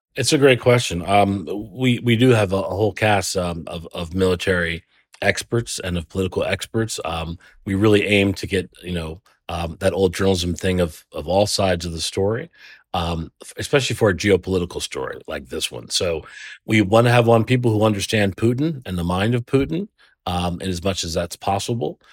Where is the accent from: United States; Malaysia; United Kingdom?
United States; Trenton, New Jersey; I'm from Trenton